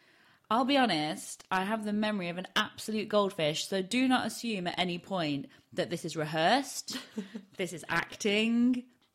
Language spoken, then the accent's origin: English; Barnsley, Yorkshire and the Humber, United Kingdom; accent: Yorkshire; I used to have a really broad Barnsley accent and I can't replicate it anymore.